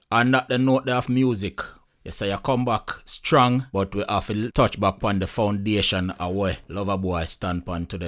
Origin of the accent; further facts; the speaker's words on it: Jamaica; as a Jamaican and as a Caribbean people